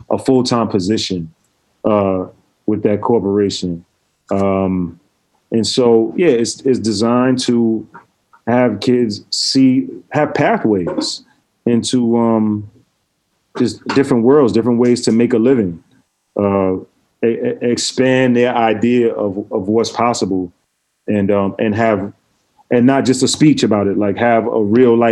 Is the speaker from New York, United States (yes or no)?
yes; New York City, New York, United States; I grew up in Brooklyn